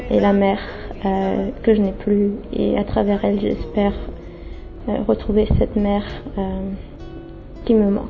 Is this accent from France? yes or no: yes; France; now in London, United Kingdom; je suis française, j'habite à Londres